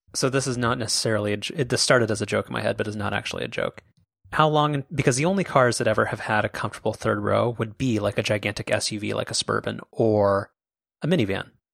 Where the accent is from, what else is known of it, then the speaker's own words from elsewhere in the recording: Orange County, California, United States; we're from Orange County